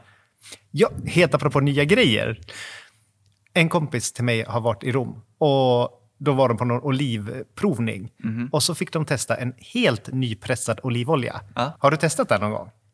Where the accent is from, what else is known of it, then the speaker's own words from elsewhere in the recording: Floby, Västra Götaland, Sweden; moved away; när vi är hemma i Floby